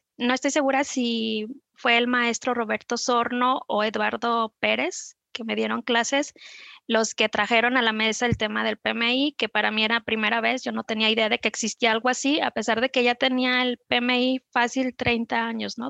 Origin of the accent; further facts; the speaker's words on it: Guadalajara, Jalisco, Mexico; also born or lived in Zapopan; vivo en Zapopan, nací en Guadalajara